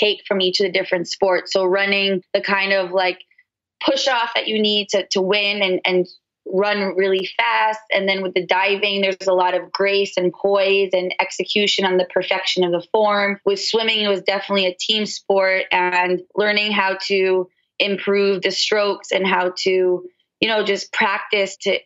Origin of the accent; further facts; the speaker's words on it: New York, United States; moved away as an adult; now in Los Angeles, United States; So I was born in New York and I started my brand in New York.